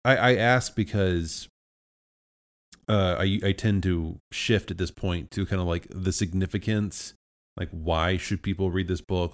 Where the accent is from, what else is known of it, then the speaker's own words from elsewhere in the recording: United States; as an American